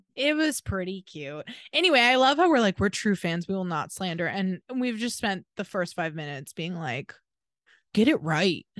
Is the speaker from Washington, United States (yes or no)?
yes; Seattle, Washington, United States; we grew up in Seattle.